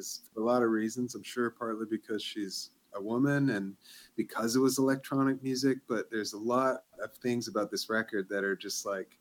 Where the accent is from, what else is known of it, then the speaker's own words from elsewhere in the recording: Vancouver, British Columbia, Canada; moved away as an adult; now in Montreal, Canada; I'm from Vancouver originally and I've lived here for 15 years or so.